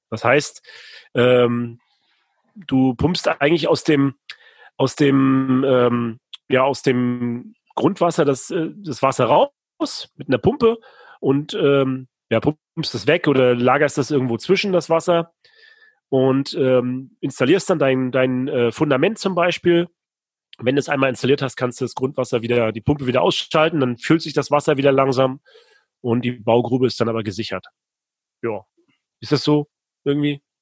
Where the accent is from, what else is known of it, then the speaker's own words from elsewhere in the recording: Rostock, Mecklenburg-Vorpommern, Germany; Ich komme aus Rostock, Warnemünde, der beste Strand Deutschlands.